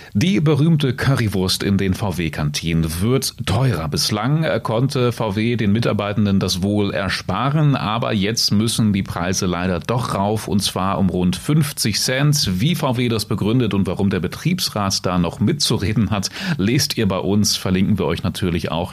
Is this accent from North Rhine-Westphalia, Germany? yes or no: no; Salzgitter, Lower Saxony, Germany; aus der Stahlstadt, aus meiner Heimat